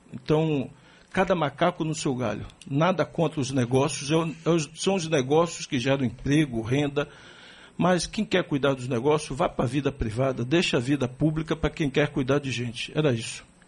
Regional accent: Salvador, Bahia, Brazil; nunca esqueci de onde eu vim, lá da favela da Liberdade

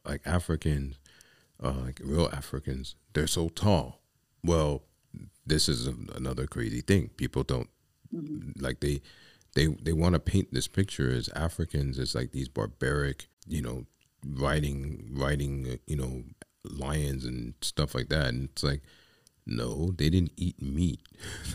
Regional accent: New York City, New York, United States; I grew up in the Bronx with Puerto Ricans.

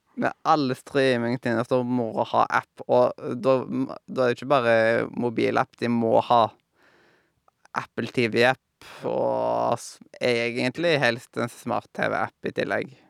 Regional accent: Haugesund, Rogaland, Norway; jeg kom ifra Haugesund

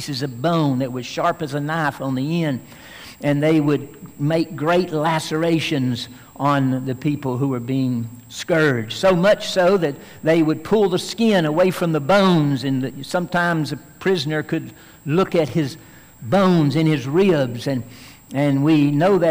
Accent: Tennessee, United States; I grew up in Tennessee

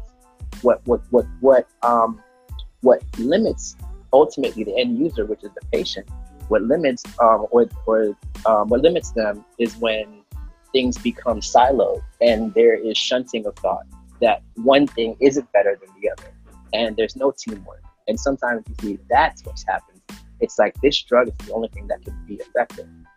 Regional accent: Jamaica; I'm Jamaican

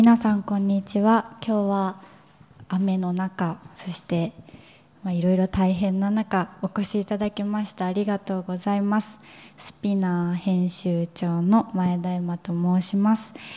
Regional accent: Kawasaki, Kanagawa, Japan; 私自身が川崎出身なので

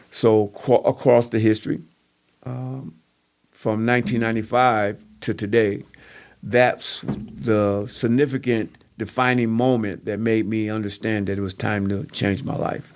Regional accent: Kenosha, Wisconsin, United States; also born or lived in Waukegan, Illinois; I grew up in the Lincoln neighborhood, uh, area, in the Columbus Park area, moving from Columbus Park to, to Lincoln

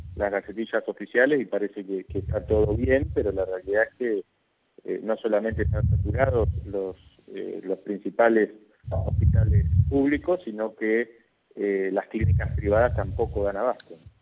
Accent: Argentina; somos todos los argentinos

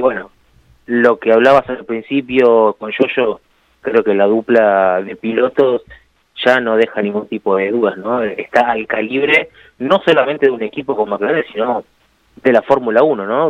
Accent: Argentina; acá en Argentina

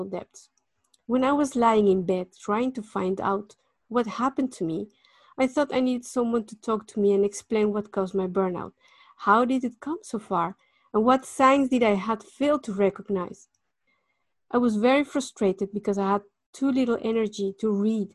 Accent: Mexico City, Mexico; moved away as an adult; now in Netherlands; I was born in Mexico City in 1973

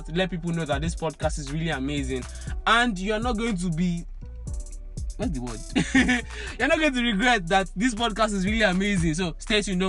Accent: Agege, Lagos, Nigeria; I'm an agege boy

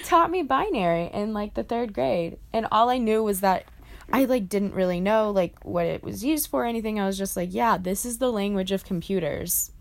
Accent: Greenville, South Carolina, United States; my hometown of Greenville, South Carolina

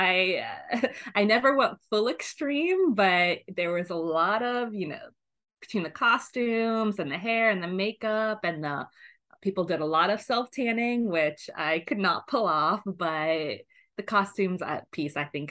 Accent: New York City, New York, United States; I grew up in Brooklyn

